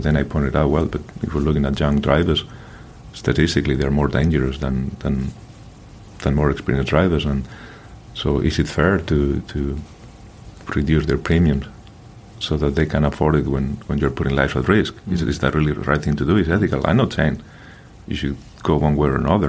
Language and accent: English; Madrid, Community of Madrid, Spain; moved away; I grew up in Madrid.